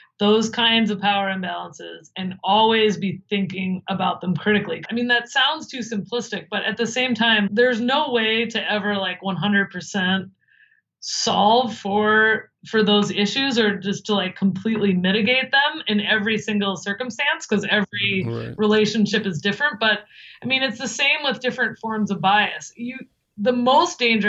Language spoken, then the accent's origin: English; Midwest, United States; now in New Jersey, United States; I'm from the Midwest